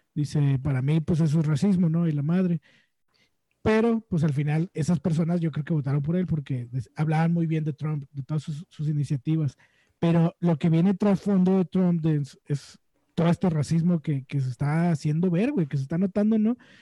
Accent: Mexico

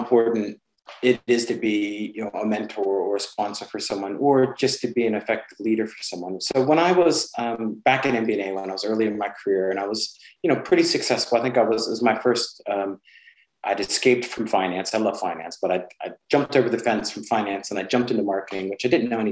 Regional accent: United States; moved away as an adult; now in United Kingdom; I'm an American

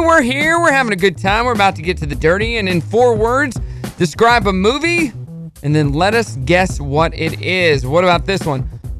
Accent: Brooklyn, New York, United States; Represent Queens. I was raised down in Brooklyn.

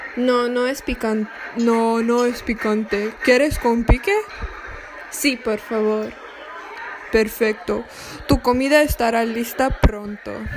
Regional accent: Brazil; Mi nacionalidad es brasileña

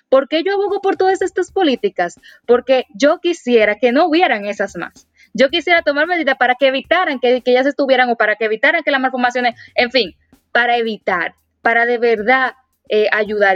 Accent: Dominican Republic; como dominicana y como mujer

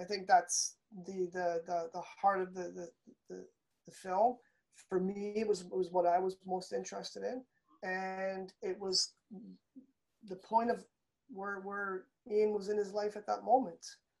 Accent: Toronto, Ontario, Canada

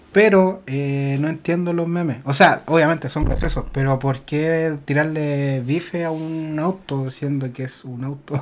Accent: Chile; uno como chileno

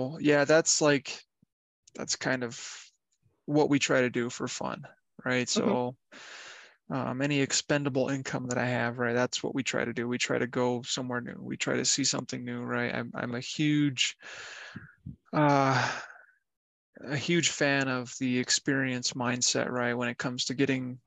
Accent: Cheyenne, Wyoming, United States; also born or lived in Fort Collins, Colorado; Growing up in Cheyenne

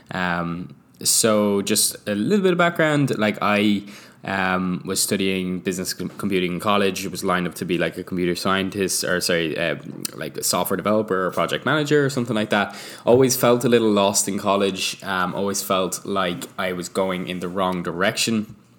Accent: Ireland; now in Vancouver, Canada; we are an Irish couple living in Vancouver

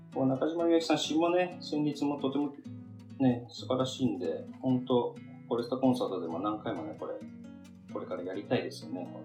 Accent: Tokyo, Japan; 東京生まれの東京育ちなんですけど、まあ、東京といってもね、僕、郊外なの。

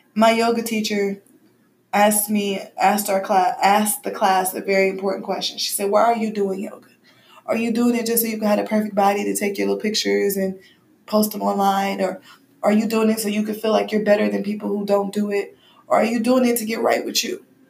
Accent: Midwest, United States; I'm from the Midwest in a very black environment

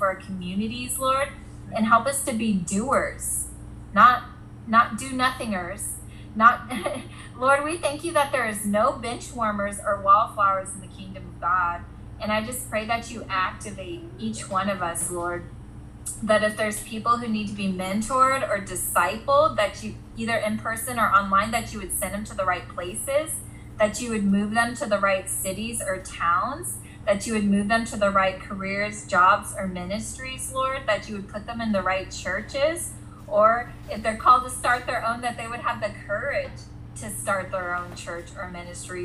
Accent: Ventura County, California, United States; my hometown in Ventura County

